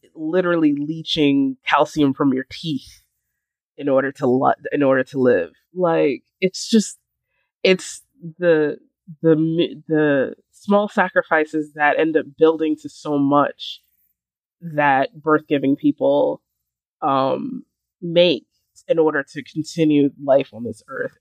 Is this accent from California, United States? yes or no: no; New York City, New York, United States; I was born in Brooklyn